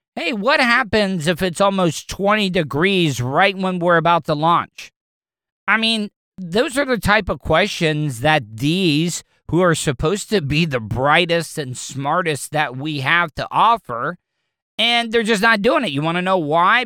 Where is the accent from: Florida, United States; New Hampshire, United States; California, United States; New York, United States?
Florida, United States; De Leon Springs; I grew up in De Leon Springs